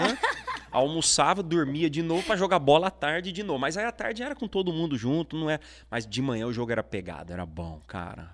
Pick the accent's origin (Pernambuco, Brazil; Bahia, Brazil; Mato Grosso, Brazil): Mato Grosso, Brazil; Cuiabá; lá em Cuiabá, no Mato Grosso, é onde eu nasci. É, então eu tive minha infância toda na, na igreja